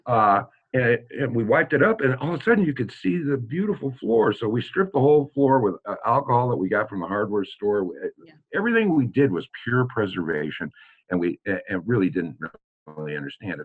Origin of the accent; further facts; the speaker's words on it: Des Moines, Iowa, United States; also born or lived in St. Louis, Missouri; now in Hannibal, United States; I am a Midwesterner, true and blue. Uh, was born in St. Louis and raised in Des Moines, Iowa